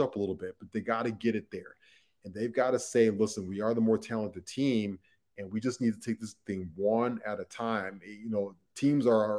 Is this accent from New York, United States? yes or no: no; Chicago, Illinois, United States; we're from Chicago.